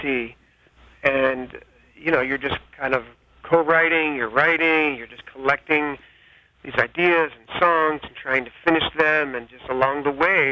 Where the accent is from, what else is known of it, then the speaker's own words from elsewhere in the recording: New Jersey, United States; moved away as an adult; also born or lived in Lindale, Texas; now in New York City, United States; We're from the Northeast, Jersey, and right across the bridge from Philadelphia